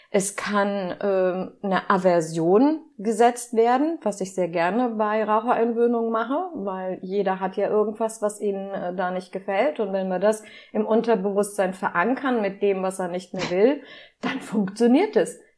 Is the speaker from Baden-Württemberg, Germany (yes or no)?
no; Seesen, Lower Saxony, Germany; Ich komme aus Seesen, das ist am Harzrand. Man nennt es das Tor zum Harz.